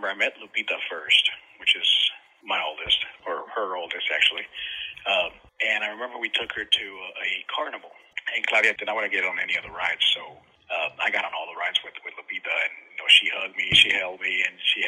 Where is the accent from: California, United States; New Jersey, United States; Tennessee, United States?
California, United States; Los Angeles; also born or lived in Juarez, Mexico; I ended up moving to L.A., Los Angeles, California, where I grew up